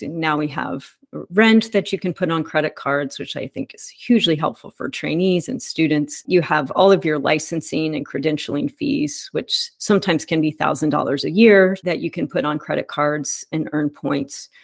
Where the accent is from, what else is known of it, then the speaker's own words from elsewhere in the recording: Dallas, Texas, United States; I grew up in Dallas